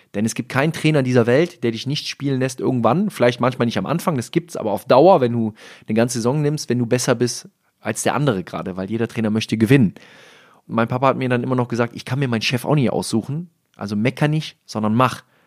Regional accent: Rhineland, Germany; Als Rheinländer

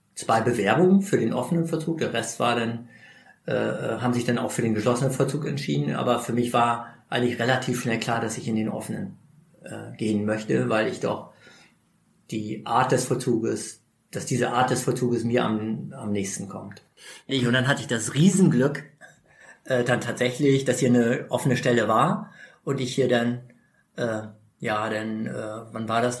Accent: East Frisia, Lower Saxony, Germany; moved away as an adult; now in Berlin, Germany; meine Heimat ist äh, in Ostfriesland, 500 Kilometer entfernt

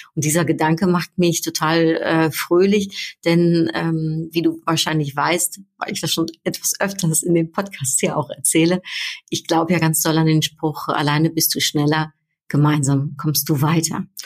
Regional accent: Netherlands; now in Düsseldorf, Germany; Ich bin ja Niederländerin und ich bin jetzt schon so lang nicht mehr in meiner Heimat gewesen

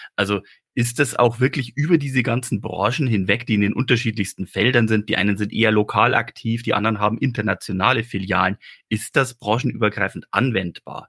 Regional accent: Regensburg district, Bavaria, Germany; Ich bin ja aufgewachsen im Großraum Landkreis Regensburg

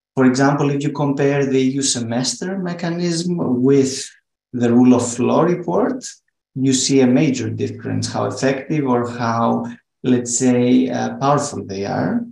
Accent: Thessaloniki, Central Macedonia, Greece; my hometown in Thessaloniki, where we're based

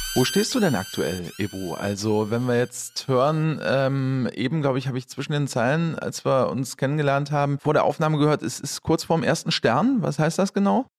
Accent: Waldbröl, North Rhine-Westphalia, Germany; also born or lived in Morsbach; ich bin ganz in der Nähe geboren

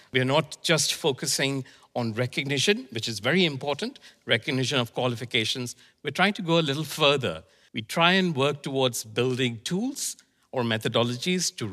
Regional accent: India; born there; also born or lived in Iraq; Well, I was born in India, and my father was posted in Iraq. So I moved between Iraq and India.

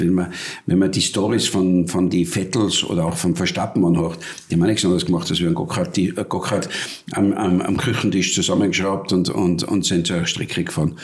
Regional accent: Wörgl, Tyrol, Austria; dort, wo ich aufgewachsen bin in Tirol

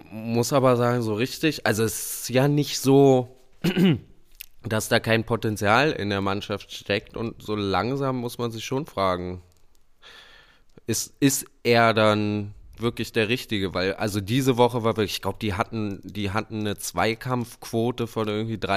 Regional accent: Berlin, Germany; Also ich muss echt sagen, ich auch als Berliner nicht so leicht zu sagen

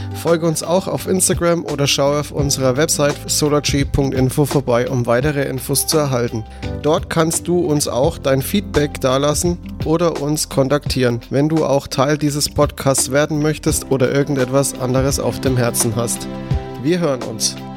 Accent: Franconia, Bavaria, Germany; als Franke

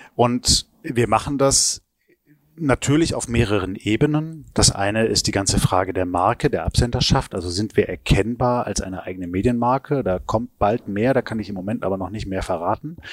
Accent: Stuttgart, Baden-Württemberg, Germany; moved away; also born or lived in Hamburg; Ich bin zwar in Stuttgart geboren, ja. aber meine Eltern kamen nicht von dort.

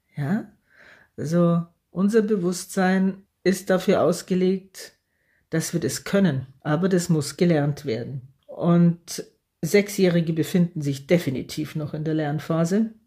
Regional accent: Germany; hier bei uns in Deutschland

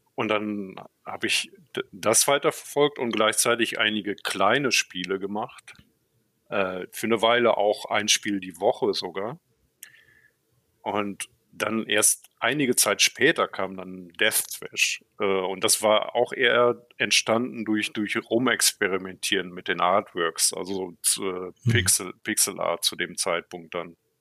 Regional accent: Münsterland, North Rhine-Westphalia, Germany; moved away as an adult; also born or lived in Borken; now in Berlin, Germany; ich bin im Münsterland aufgewachsen

